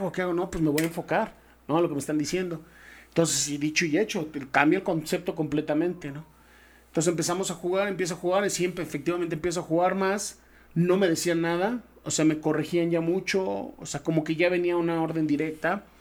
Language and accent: Spanish; Mexico; Y luego llego a la NFL Europa y … ya soy el mexicano que está en la NFL Europa.